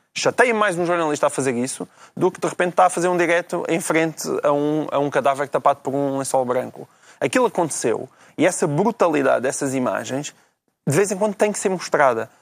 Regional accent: interior Portugal, Portugal; moved away; o Portugal do interior, é, é o Portugal de onde eu venho.

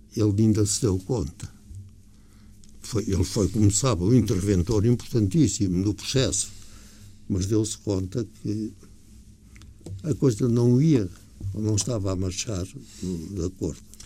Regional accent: Portugal; não me senti orgulhoso como português

